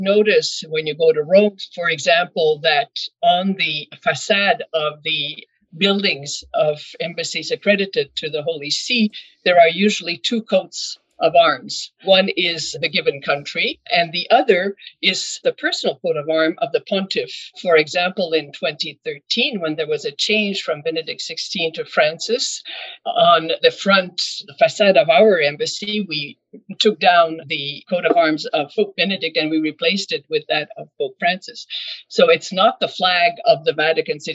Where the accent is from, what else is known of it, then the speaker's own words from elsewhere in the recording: Quebec City, Quebec, Canada; first language French; English is a second language; I'm a Canadian diplomat born in Quebec City. Je suis francophone de Québec